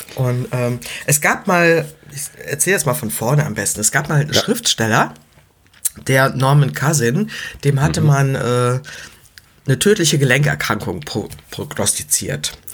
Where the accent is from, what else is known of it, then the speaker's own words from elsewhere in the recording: Leverkusen, North Rhine-Westphalia, Germany; ich komme aus Leverkusen